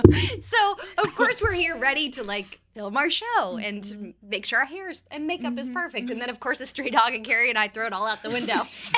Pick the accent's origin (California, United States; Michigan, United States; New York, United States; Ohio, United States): California, United States; Northern; moved away as an adult; I'm originally from California. So born and raised Northern California, but went down to school in Southern California.